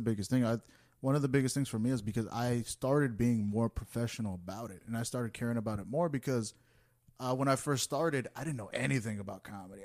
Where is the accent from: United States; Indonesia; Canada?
United States; I was born in the U S